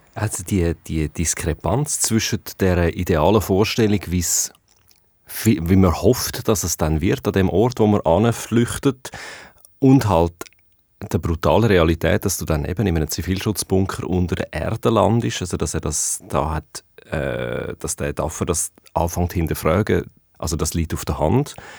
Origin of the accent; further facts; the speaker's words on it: Switzerland; bei uns in der Schweiz